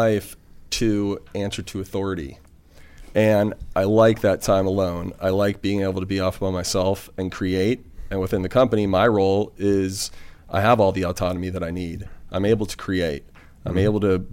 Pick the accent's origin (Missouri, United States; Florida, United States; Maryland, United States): Florida, United States; North Miami Beach; also born or lived in Broward County, Florida; I'm from North Miami Beach, Florida.